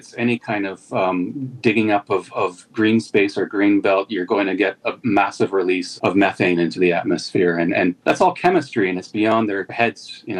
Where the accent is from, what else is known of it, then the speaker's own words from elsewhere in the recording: Canada; And as a Canadian